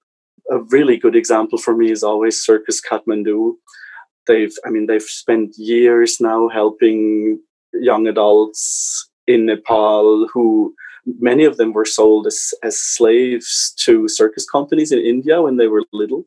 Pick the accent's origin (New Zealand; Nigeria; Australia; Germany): Germany; moved away as an adult; also born or lived in Switzerland; I come originally from Germany and worked a while in Switzerland for management consulting companies